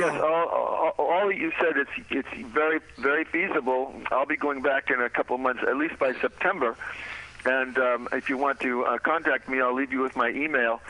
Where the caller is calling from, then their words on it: Paris, Île-de-France, France; I'm calling you from Paris, France now